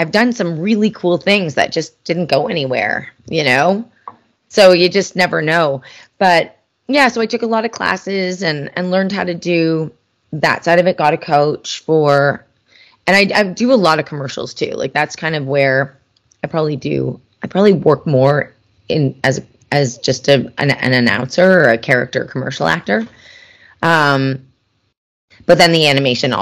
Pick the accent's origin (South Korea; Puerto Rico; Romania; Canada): Canada; I'm Canadian.